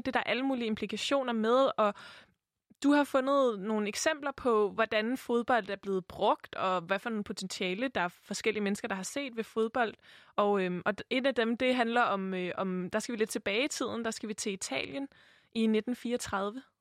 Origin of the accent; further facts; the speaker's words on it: Copenhagen, Capital Region of Denmark, Denmark; jeg er vokset op i København, jeg er vokset op i høj grad på Vesterbro